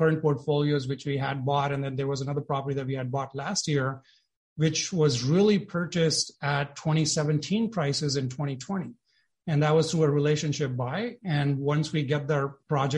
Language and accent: English; India; moved away as an adult; also born or lived in Silicon Valley; now in United States; I was born and brought up in India